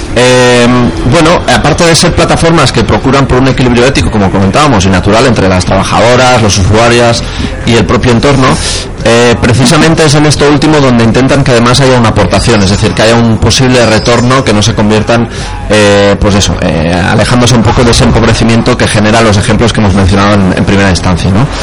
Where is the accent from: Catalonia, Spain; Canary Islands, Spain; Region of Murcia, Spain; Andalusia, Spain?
Catalonia, Spain; Lleida; soy de Lleida